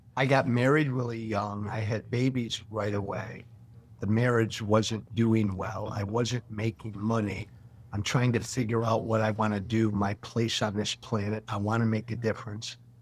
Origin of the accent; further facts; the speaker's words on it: Illinois, United States; my hometown in Illinois